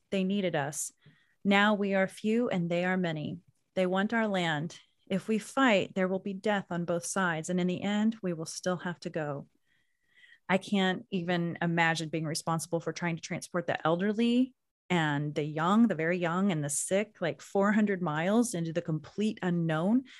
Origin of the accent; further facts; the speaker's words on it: Anadarko, Oklahoma, United States; moved away; I grew up in Anadarko, Oklahoma